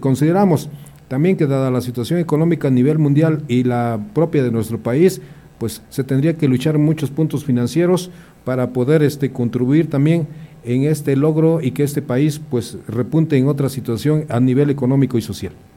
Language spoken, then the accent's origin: Spanish; Mexico; como mexicanos